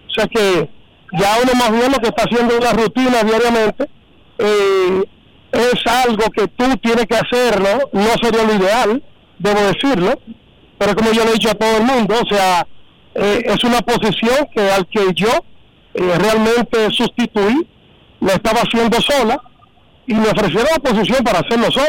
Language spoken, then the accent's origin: Spanish; Dominican Republic; now in Boston, United States; como lo hacemos nosotros los dominicanos los 27 de febrero y los 16 de agosto aquí mismo en la plazoleta de la alcaldía de Boston.